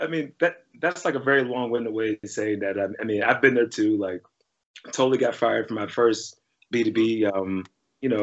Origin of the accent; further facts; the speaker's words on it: Pittsburgh, Pennsylvania, United States; I'm from Pittsburgh.